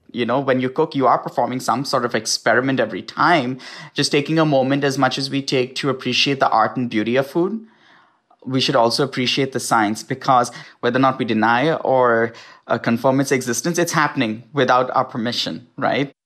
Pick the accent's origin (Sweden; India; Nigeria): India; now in United States; certain things that I grew up with in India